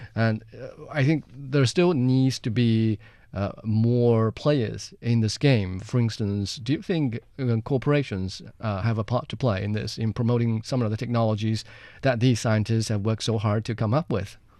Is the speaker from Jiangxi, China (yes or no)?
yes; Jiangxi, China; my hometown, Jiangxi Province